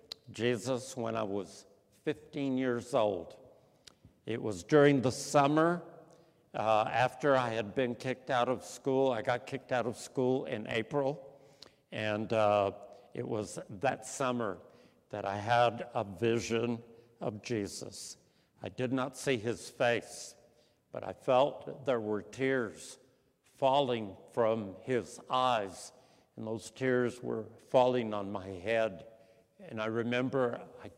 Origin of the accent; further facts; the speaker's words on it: El Paso, Texas, United States; I was born and raised here in El Paso, Texas